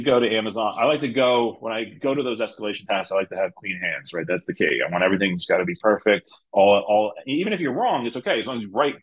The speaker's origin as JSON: {"language": "English", "region": "New Jersey", "country": "United States", "said": "I am from New Jersey"}